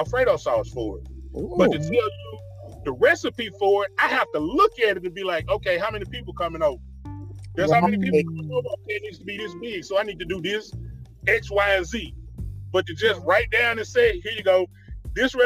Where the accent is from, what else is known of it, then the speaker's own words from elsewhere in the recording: Tennessee, United States; I grew up in Tennessee. I'm a country boy